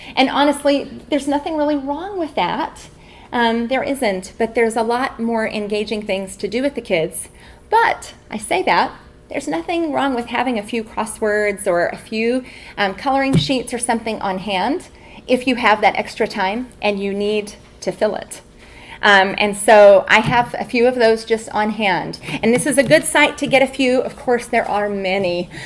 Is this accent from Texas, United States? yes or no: yes; Texas, United States; now in Albuquerque, United States; I'm from Texas